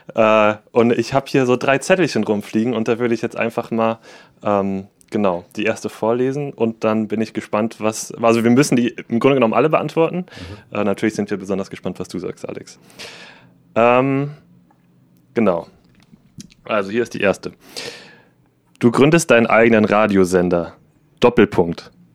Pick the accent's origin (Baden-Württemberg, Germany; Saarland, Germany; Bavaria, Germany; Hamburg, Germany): Saarland, Germany; Saarbrücken; ich bin aus Saarbrücken